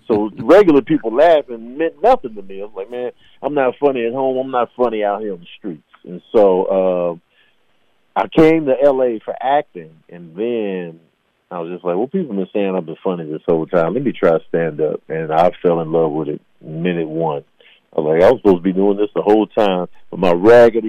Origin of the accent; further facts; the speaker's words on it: Chicago, Illinois, United States; I'm from Chicago